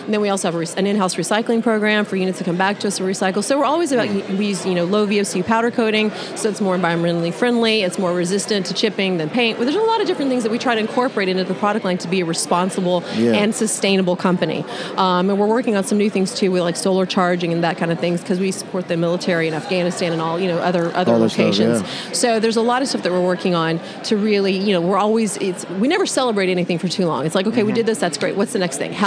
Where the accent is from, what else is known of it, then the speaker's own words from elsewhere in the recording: West Texas, United States; I'm from West Texas